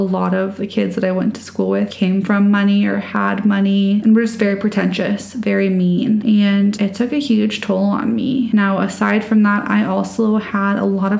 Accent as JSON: {"language": "English", "region": "Colorado", "country": "United States", "tie": "born or raised there", "said": "I grew up in Colorado"}